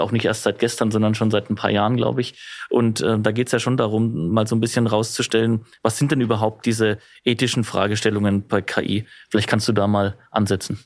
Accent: Germany; im Land bei uns in Deutschland

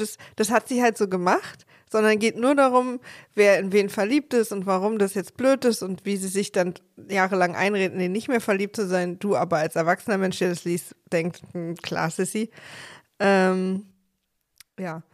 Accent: East Germany, Germany; ich als Ossi

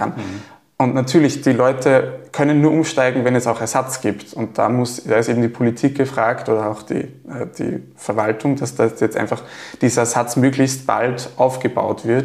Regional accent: Gallneukirchen, Upper Austria, Austria; Also ich komme aus Gallnerkirchen

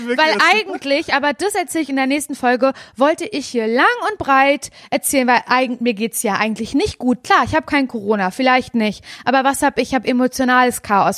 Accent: Parchim, Mecklenburg-Vorpommern, Germany; ich komme aus Parchim

